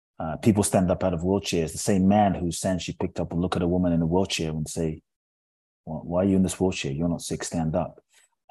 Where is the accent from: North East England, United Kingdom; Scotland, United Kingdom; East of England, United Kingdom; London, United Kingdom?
London, United Kingdom; also born or lived in Ghana; now in Los Angeles, United States; My father's from Ghana. My mother's Japanese. I grew up in London. I live in Los Angeles